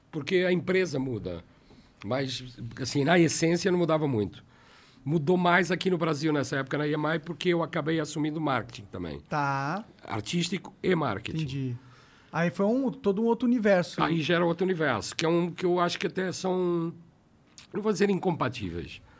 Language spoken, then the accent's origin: Portuguese; Portugal; Ah, eu saí da Warner porque me convidaram para voltar para Portugal para a EMI.